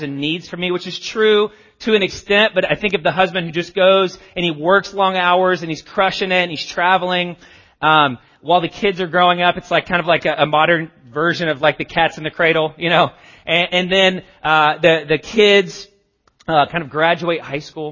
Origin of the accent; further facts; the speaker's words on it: the South, United States; I grew up in, I'm from the South.